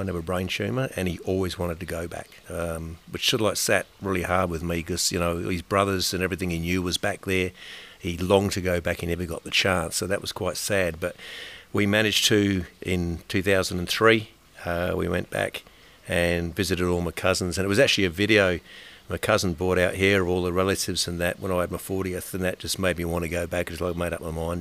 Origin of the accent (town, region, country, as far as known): Darwin, Northern Territory, Australia; born or raised there; also born or lived in Epsom, England